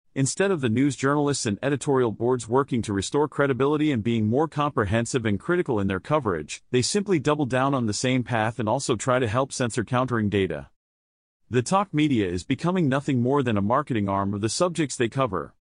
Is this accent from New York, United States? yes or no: no; New Jersey, United States; We are all from New Jersey.